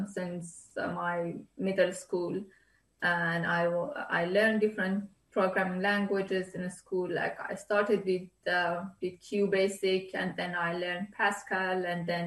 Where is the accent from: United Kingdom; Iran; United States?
Iran; moved away; Iran, my home country